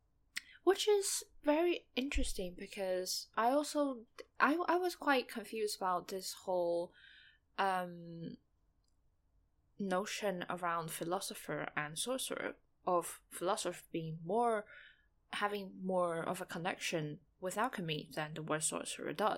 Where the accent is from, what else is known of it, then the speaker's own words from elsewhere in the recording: Taiwan; first language Mandarin; English is a second language; in Taiwan, we mainly speak Mandarin. Taiwanese is a dialect. So yeah, Mandarin is my first language